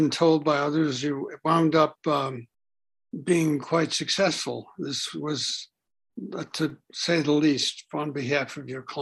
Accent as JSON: {"language": "English", "town": "New York City", "region": "New York", "country": "United States", "tie": "born or raised there", "said": "Brooklyn, New York."}